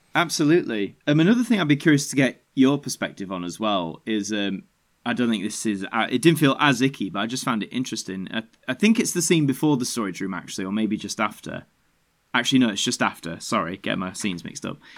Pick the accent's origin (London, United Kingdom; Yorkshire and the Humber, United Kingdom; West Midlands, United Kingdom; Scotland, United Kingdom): Yorkshire and the Humber, United Kingdom; being a Yorkshireman